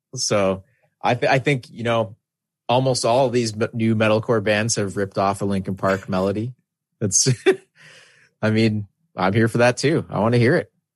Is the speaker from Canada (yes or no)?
yes; Canada; being Canadian